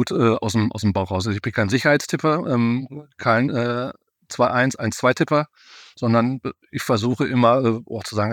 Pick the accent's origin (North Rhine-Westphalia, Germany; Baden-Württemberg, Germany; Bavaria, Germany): North Rhine-Westphalia, Germany; Bochum; Also ich hätte mich in der letzten Saison auch als Bochumer ähm, sehr darüber gefreut, wenn es die Dortmunder gemacht hätten.